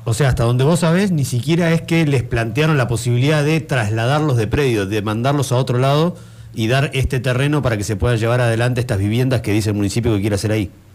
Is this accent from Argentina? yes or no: yes; Comodoro Rivadavia, Chubut, Argentina; moved away; Yo venía de Comodoro